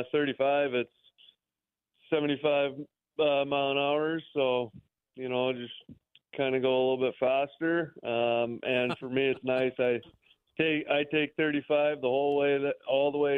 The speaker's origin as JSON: {"language": "English", "region": "Minnesota", "country": "United States", "moved": "as an adult", "lives_now": "Wichita, United States", "said": "I'm from Minnesota, so it's only about 7.5 hours from my home"}